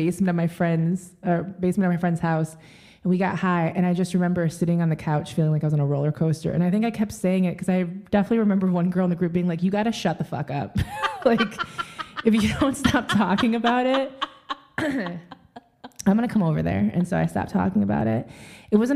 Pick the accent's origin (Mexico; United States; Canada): United States; Michigan; I grew up in the Midwest. I'm from Michigan